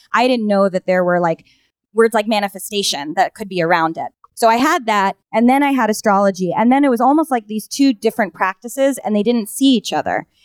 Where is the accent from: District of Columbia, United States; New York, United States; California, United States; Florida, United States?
New York, United States; also born or lived in Minnesota / Los Angeles; I grew up here in New York